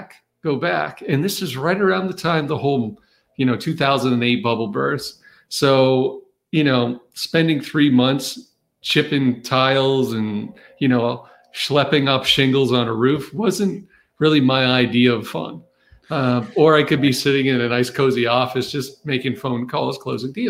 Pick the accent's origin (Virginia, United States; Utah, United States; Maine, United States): Maine, United States; moved away; also born or lived in Massachusetts / North Carolina; I grew up in Maine